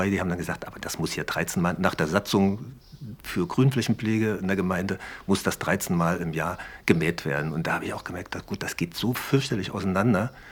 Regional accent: Leipzig, Saxony, Germany; now in Uckermark, Germany; Ich bin doch einer von euch, ja. Ich bin aus Leipzig geboren

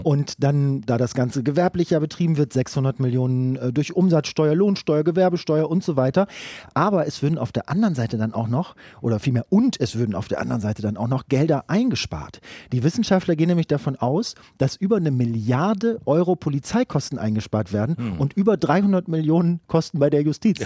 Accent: Brandenburg, Germany; bei uns in Brandenburg, wo viel Platz ist

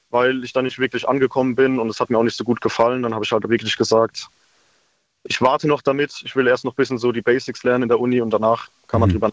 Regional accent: Speyer, Rhineland-Palatinate, Germany; ich komme aus Speyer

